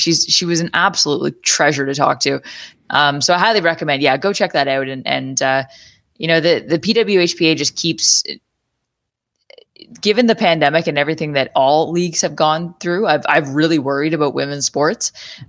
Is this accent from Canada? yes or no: yes; Canada; as a Canadian hockey fan